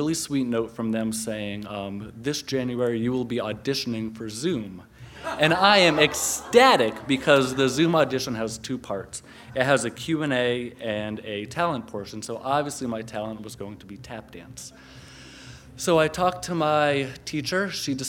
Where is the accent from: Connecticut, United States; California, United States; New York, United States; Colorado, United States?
Connecticut, United States; I'm from Connecticut.